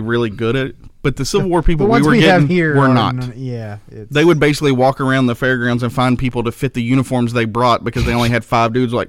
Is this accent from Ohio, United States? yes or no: yes; Ohio, United States; Come on, everybody already knows we're from Ohio.